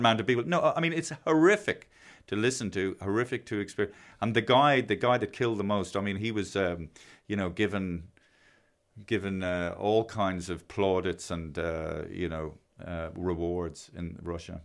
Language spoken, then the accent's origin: English; Ireland; it's an accident of birth that I'm Irish